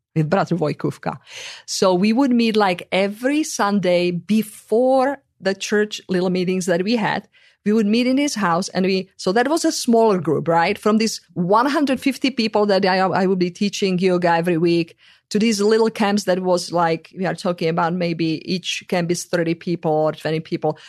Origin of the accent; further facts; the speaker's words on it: Czechia; moved away; in the country where I come from